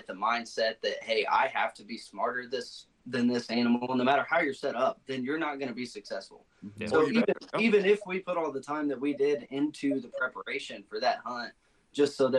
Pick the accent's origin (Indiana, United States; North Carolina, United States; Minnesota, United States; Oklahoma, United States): Indiana, United States; I'm a kid from Indiana